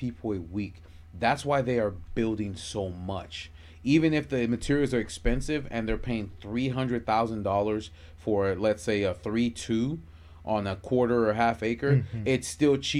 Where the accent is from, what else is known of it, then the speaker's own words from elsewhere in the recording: Florida, United States; I was born and raised here.